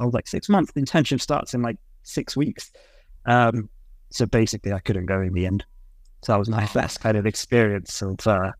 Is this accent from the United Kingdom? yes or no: yes; London, United Kingdom; So I was born in East London, so family's pretty much always been there.